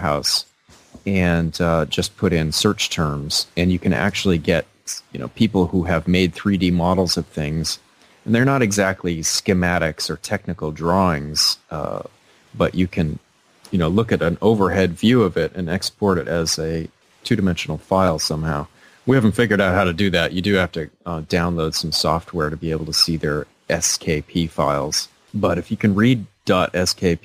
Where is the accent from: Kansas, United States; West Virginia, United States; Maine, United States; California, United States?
Maine, United States; Bangor; my hometown of Bangor